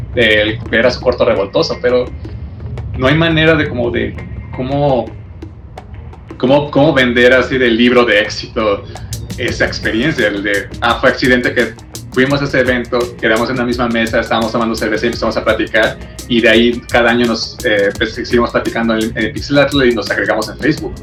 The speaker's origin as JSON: {"language": "Spanish", "country": "Mexico", "said": "como mexicanos"}